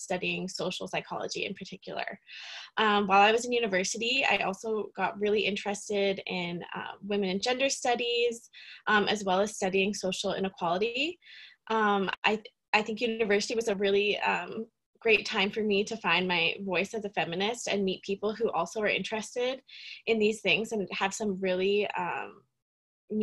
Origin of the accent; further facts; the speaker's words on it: Calgary, Alberta, Canada; also born or lived in Victoria, British Columbia; I've been born and raised in the Calgary area